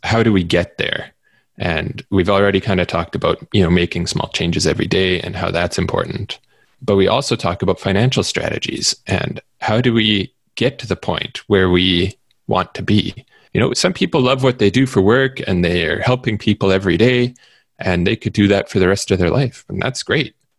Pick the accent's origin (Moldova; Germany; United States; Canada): Canada; Manitoba; where I live in Canada, uh, especially where I grew up in Manitoba